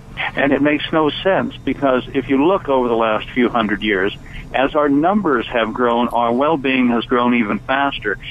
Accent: California, United States; moved away as an adult; now in Shenandoah Valley, Virginia, United States; I'm from California, you understand, and I left in 1995 for for rural Virginia. I live in the Shenandoah Valley

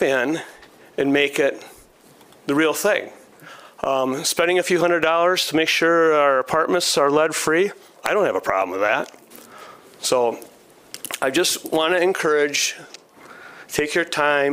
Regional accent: Grand Rapids, Michigan, United States; I grew up in Grand Rapids. I was born and raised, went to Ottawa Hills High School

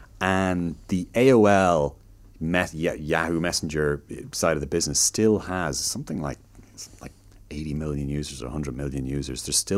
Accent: Chicago, Illinois, United States; born there; I mean, my dad is a Chicagoan, so I was born in Chicago, and my dad is American, lives in Chicago

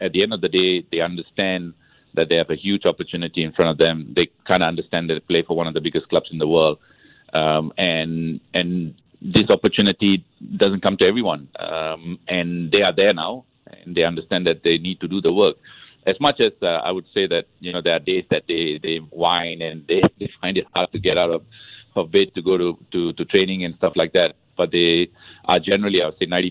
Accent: Singapore; moved away as an adult; now in Madrid, Spain; I'm very proud to be Singaporean.

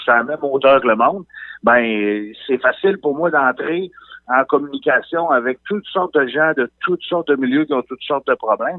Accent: Côte-Nord, Quebec, Canada; moved away as an adult; je suis parti de la Côte-Nord, moi, en 98

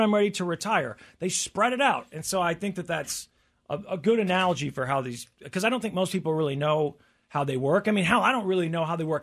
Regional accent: Tornado Alley, United States; growing up in Tornado Alley or whatever, we had tornado warnings a lot as a kid

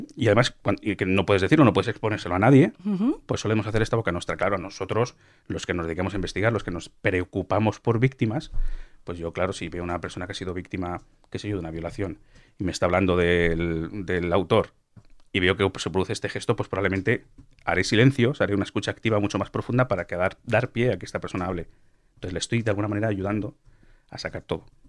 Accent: Cuenca, Castilla-La Mancha, Spain; yo también soy de Cuenca

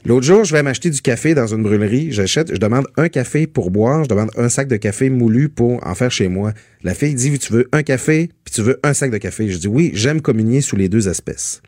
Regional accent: Métabetchouan–Lac-à-la-Croix, Quebec, Canada; étant euh, natif de Métabetchouan, je me, je me trouve souvent dans la belle ville de Saguenay. Je, ne le dis pas souvent que je viens du Lac-Saint-Jean.

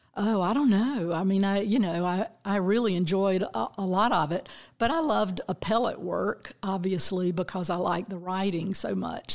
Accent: Bainbridge, Georgia, United States; I grew up down in very deep South Georgia, little town of Bainbridge

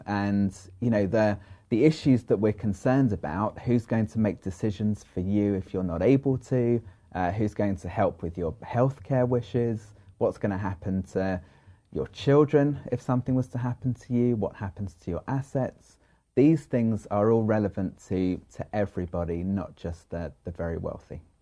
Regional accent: London, United Kingdom; moved away as an adult; now in United States; I'm originally from London

